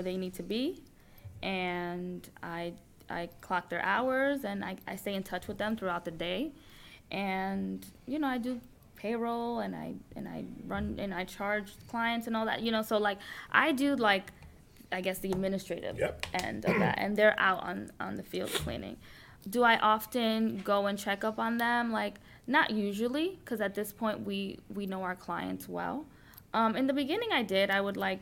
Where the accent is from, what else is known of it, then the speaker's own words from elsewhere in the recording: Paterson, New Jersey, United States; also born or lived in Dominican Republic; I grew up in Patterson.